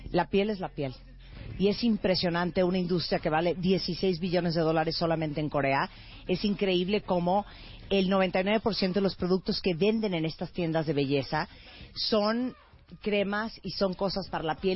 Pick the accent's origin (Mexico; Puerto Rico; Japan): Japan; Yo soy japonés.